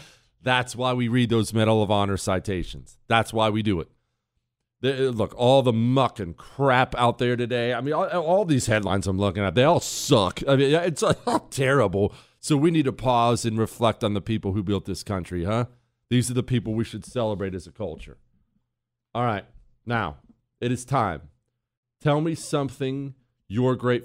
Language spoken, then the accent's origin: English; Ohio, United States; I'm from Ohio